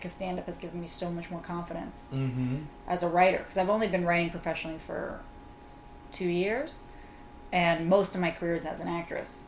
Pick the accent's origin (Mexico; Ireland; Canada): Mexico; I grew up in Mexico. I have no Mexican blood